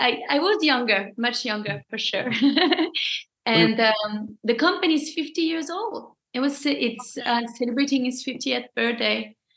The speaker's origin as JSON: {"language": "English", "country": "France", "moved": "yes", "lives_now": "Montreal, Canada", "said": "I'm originally from France. My grandparents were Italian."}